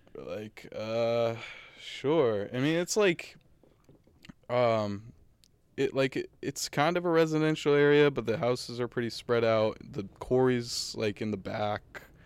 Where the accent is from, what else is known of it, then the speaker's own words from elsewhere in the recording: Danvers, Massachusetts, United States; North Shore, so I'm from Danvers.